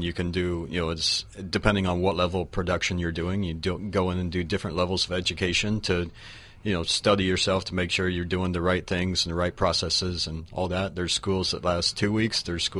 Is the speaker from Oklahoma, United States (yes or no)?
yes; Oklahoma, United States; now in Florida, United States; I grew up in Oklahoma.